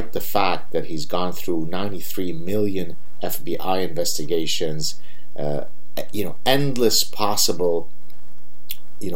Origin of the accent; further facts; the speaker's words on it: Lebanon; I'm from Lebanon and I'm Jewish